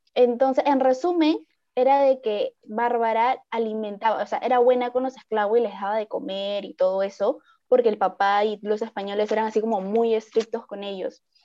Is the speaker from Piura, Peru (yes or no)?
yes; Piura, Peru; yo soy piurana